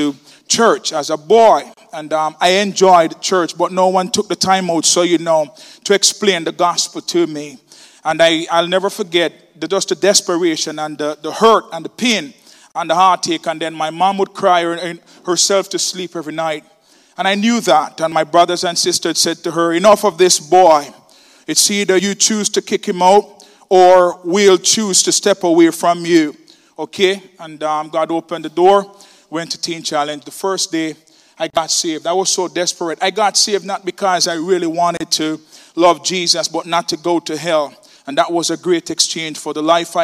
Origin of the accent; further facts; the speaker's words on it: Kingston, Jamaica; I'm from Kingston, Jamaica, the worst part of Jamaica you can ever think about